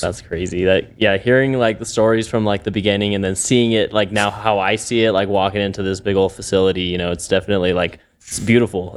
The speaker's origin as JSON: {"language": "English", "town": "Albuquerque", "region": "New Mexico", "country": "United States", "tie": "born or raised there", "said": "I was born and raised here in Albuquerque in the North Valley"}